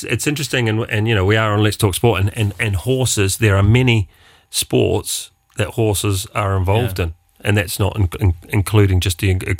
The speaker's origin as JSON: {"language": "English", "country": "New Zealand", "said": "as a New Zealander, we say the Australians take everything."}